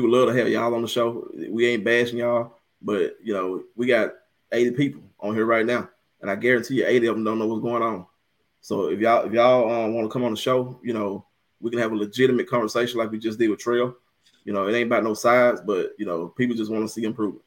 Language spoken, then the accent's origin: English; Coldwater, Mississippi, United States; I'm from Acapulco. Hey, sir, Bluff Road, dear to my heart. But you know, yeah, Acapulco, Coldwater, same thing